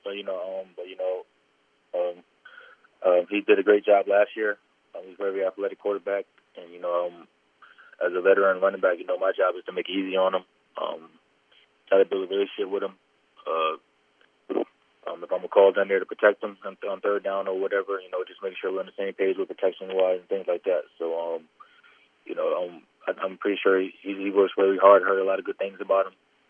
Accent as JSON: {"language": "English", "town": "Albany", "region": "New York", "country": "United States", "tie": "born or raised there", "said": "Yeah, you know, I grew up in Albany, New York."}